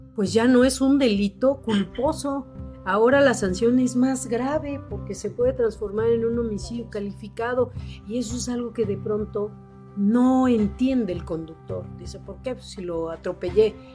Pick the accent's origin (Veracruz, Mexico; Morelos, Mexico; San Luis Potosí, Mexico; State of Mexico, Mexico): Morelos, Mexico; Cuernavaca; yo crecí así, soy de Cuernavaca